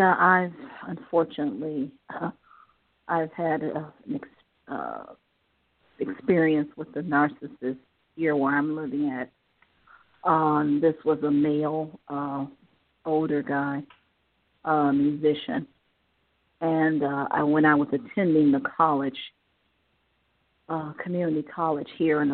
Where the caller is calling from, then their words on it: Ohio, United States; I'm calling from Ohio.